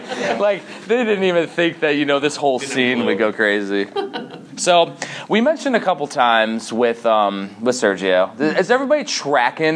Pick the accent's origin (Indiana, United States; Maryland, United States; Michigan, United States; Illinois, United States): Indiana, United States; Chicagoland, Northwest; moved away; also born or lived in Germany; I'm originally from Chicagoland, Northwest Indiana